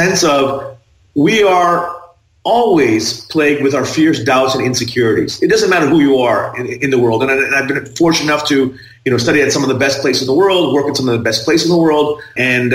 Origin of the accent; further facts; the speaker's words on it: Thailand; I was raised in Thailand